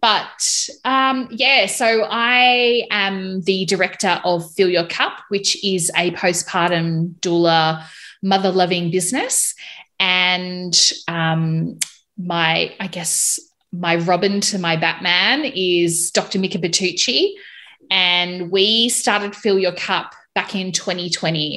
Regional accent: Melbourne, Victoria, Australia; moved away as an adult; now in Hobart, Australia; I'm currently living in Hobart, Tasmania. I was originally from Melbourne

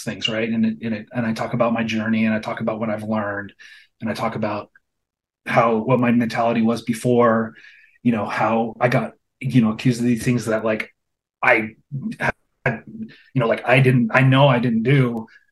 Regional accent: Los Angeles, California, United States; also born or lived in Pasadena / West Hollywood / North Hollywood / Anaheim; Born and raised Los Angeles.

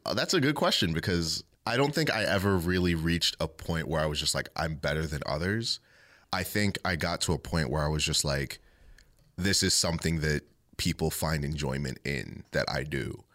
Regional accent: Ellicott City, Maryland, United States; also born or lived in Catonsville, Maryland / Baltimore, Maryland; I was born in Ellicott City, Maryland, um, and I've basically lived there my whole life

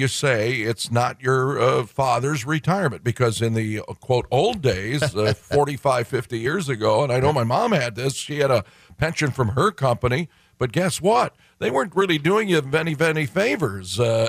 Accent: Detroit, Michigan, United States; I'm from Detroit, and I know a lot of my friends who worked for General Motors had a pension

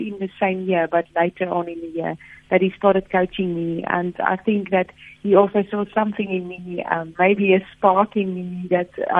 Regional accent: Free State, South Africa; moved away as an adult; that is where I grew up, in the farm. I had a farm life through all my childhood years

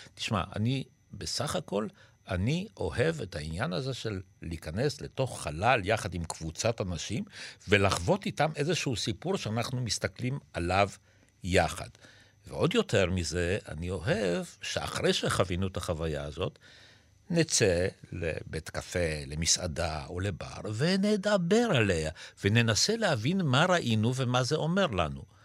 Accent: Israel; also born or lived in Poland; אנחנו עלינו לארץ מפולין, ואני עליתי כילד

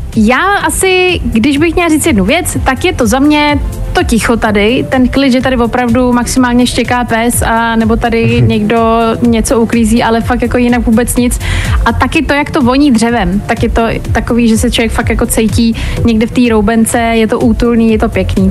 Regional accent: Česká Lípa, Liberec Region, Czechia; Já vlastně sama pocházím z Český Lípy, což je kousek

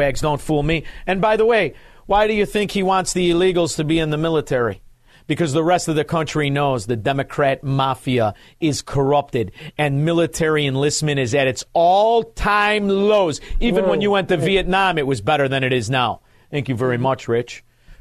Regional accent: Hinsdale, Illinois, United States; I was born in Hinsdale

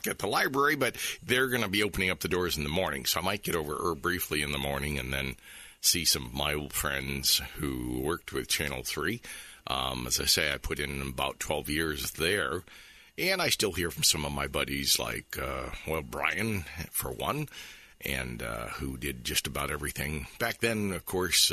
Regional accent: St. Petersburg, Florida, United States; also born or lived in Clearwater, Florida / Oldsmar, Florida; I was born in St. Petersburg, and I've lived most of my life either in Clearwater or Oldsmar or in this area. And so for me, I consider myself certainly a Florida boy

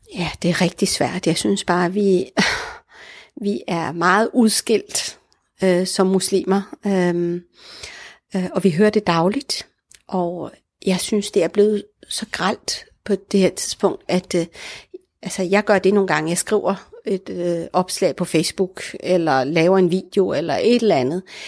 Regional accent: Denmark; also born or lived in Morocco; Jeg er jo både dansk, når jeg åbner munden og taler, og i og med, at jeg har været her hele mit liv

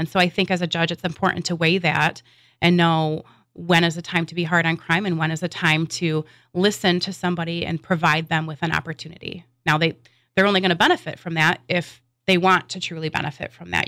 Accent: West Michigan, United States; I'm a lifelong resident of, uh, West Michigan. And growing up in West Michigan

